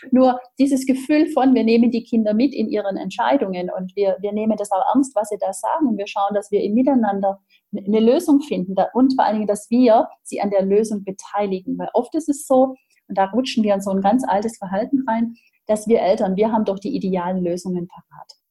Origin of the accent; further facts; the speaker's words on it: Baden-Württemberg, Germany; ja, wie man bei uns im Schwabenland sagt, geschwind